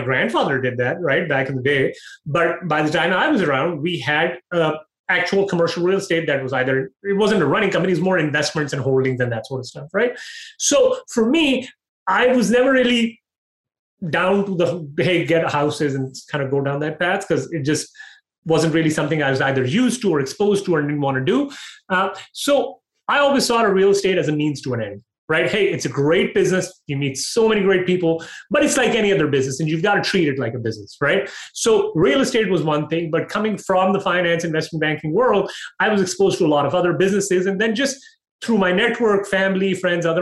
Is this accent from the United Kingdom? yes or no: no; Pakistan; also born or lived in Dubai, United Arab Emirates / Toronto, Canada / Calgary, Canada; now in United States; I was born in Dubai. I grew up in Pakistan